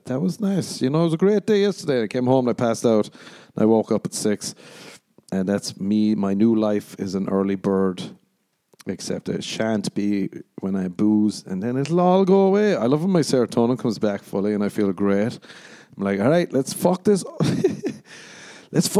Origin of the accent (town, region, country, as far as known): Ireland